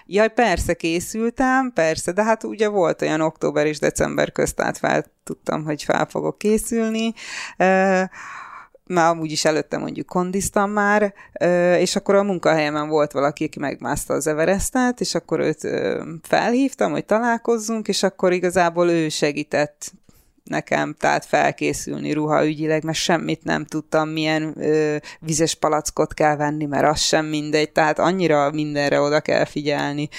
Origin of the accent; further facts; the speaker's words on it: Budapest, Hungary; moved away as an adult; also born or lived in England / London; Csepelen születtem